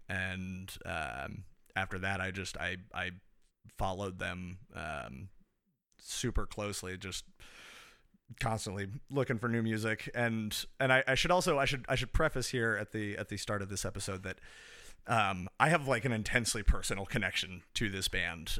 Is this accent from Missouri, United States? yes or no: yes; Kansas City, Missouri, United States; I am from the United States. Specifically, I am from Kansas City, Missouri